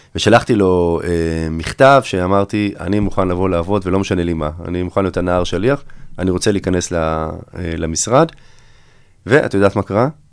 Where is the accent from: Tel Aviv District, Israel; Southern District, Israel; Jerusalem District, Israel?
Tel Aviv District, Israel; Herzliya; אני בעצם הייתי מעורב בקמפיינים פוליטיים ממש מחטיבת הביניים, כבר הייתי מעורב פה בהרצליה